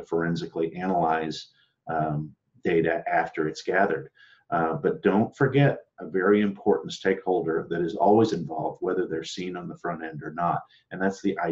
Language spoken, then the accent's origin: English; Austin, Texas, United States; I'm sitting here in Austin, Texas, my hometown